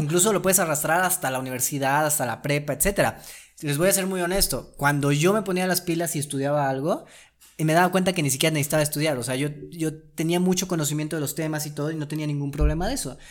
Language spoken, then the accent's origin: Spanish; Mexico